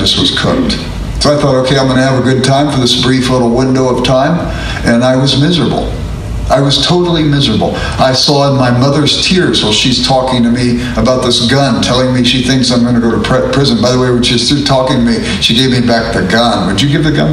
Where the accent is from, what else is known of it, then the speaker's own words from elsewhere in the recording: Los Angeles, California, United States; I grew up in South Central Los Angeles